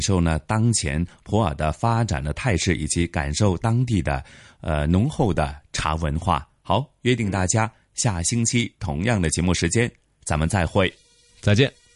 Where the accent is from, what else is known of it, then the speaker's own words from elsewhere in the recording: Hong Kong; 咱们香港人